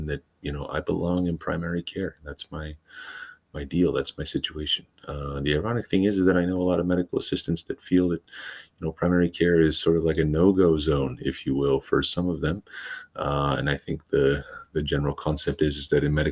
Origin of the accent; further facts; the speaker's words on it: Washington, United States; moved away as an adult; also born or lived in California; I went to school in California for medical assisting, but I'm born and raised in Washington State, which is where I've come back to.